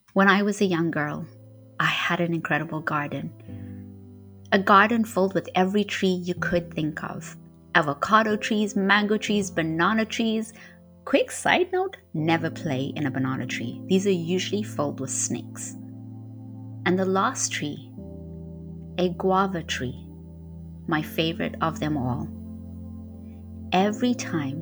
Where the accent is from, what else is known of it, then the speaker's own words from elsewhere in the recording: Harare, Zimbabwe; moved away; also born or lived in Marondera; Harare was where I grew up most of my life.